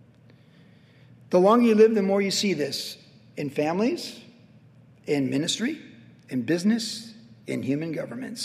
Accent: United States; as American citizens

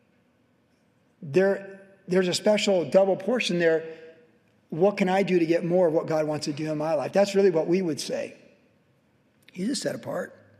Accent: Charlottesville, Virginia, United States; I grew up in Charlottesville and, you know, going to University of Virginia

